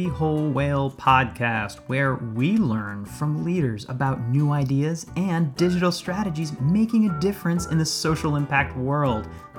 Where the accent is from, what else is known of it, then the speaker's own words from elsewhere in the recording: Brooklyn, New York, United States; I am a New Yorker, a Brooklynite to be specific, through and through